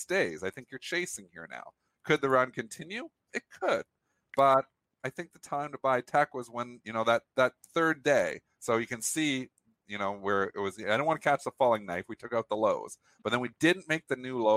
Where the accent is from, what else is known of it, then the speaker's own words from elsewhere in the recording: Canada; I'm Canadian